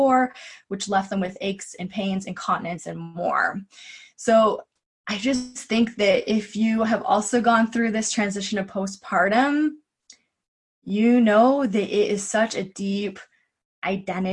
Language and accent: English; Kingston, Ontario, Canada; also born or lived in Vancouver, Canada; Queen's University in my hometown of Kingston, Ontario